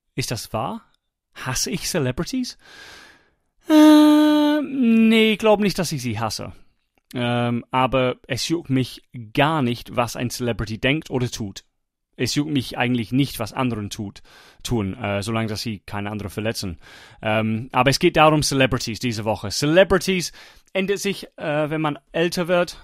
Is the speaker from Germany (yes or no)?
no; England, United Kingdom; German is a second language; moved away; ich war Engländer